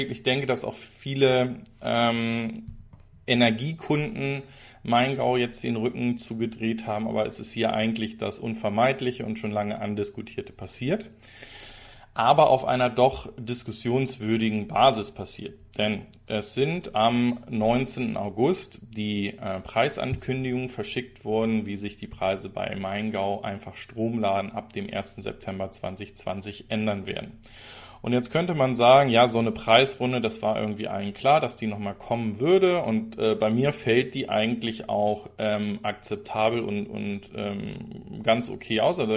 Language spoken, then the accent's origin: German; Zeven, Lower Saxony, Germany; Das könnte ja in meiner alten Heimat sein, denn auch Zeven ist nördlich von Bremen.